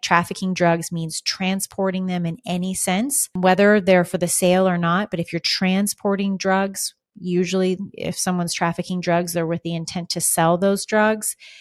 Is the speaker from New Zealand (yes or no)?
no; United States; also born or lived in Arizona; as an American